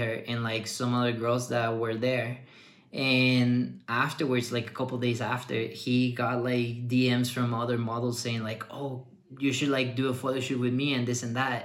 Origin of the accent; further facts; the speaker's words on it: Mexico; moved away; also born or lived in Ottawa; I came back to Mexico